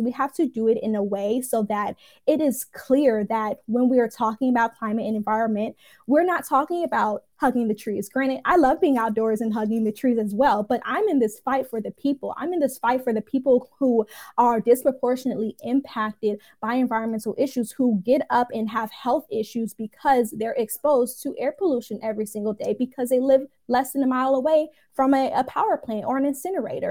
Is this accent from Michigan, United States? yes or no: yes; Detroit, Michigan, United States; now in Atlanta, United States; I'm here in Atlanta, but I'm originally from Detroit